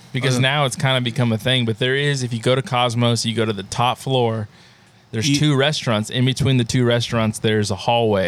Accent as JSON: {"language": "English", "region": "California", "country": "United States", "moved": "yes", "said": "I'm from California"}